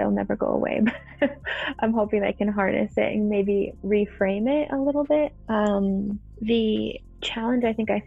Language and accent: English; Cranbrook, British Columbia, Canada; moved away as an adult; also born or lived in Fort McMurray, Alberta; now in Calgary, Canada; I grew up in Cranbrook, BC